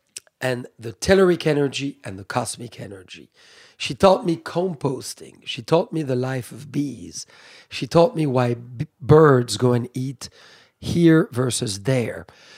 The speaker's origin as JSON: {"language": "English", "area": "Burgundy", "region": "Bourgogne-Franche-Comté", "country": "France", "also_born_or_lived": "California", "said": "In Burgundy, I've made wine all my life."}